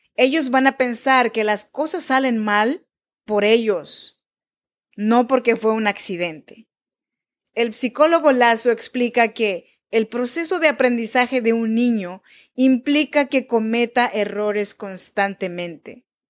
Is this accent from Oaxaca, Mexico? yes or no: yes; Chinantla region, Oaxaca, Mexico; Yo nací en Oaxaca, México, en la región de Chinantecos